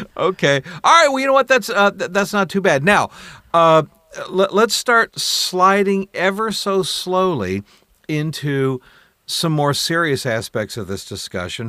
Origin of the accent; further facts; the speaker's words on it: Columbus, Ohio, United States; now in Michigan, United States; I was raised in Columbus, Ohio